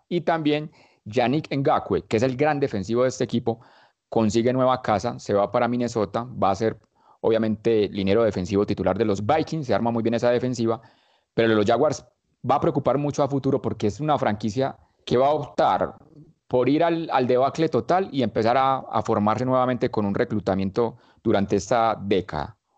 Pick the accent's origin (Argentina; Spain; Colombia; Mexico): Colombia; como decimos acá en Colombia